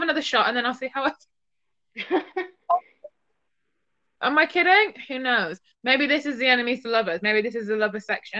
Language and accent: English; England, United Kingdom; being English